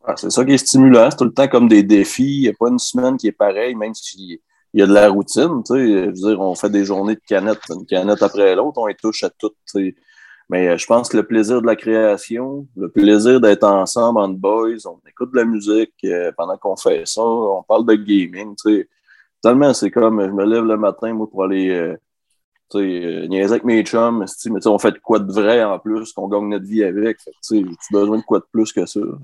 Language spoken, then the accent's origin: French; Albanel, Quebec, Canada; je viens d'Albanel, au Lac-Saint-Jean, j'avais euh, un oncle qui avait une ferme, on qu'on allait souvent euh, jouer là avec mes cousins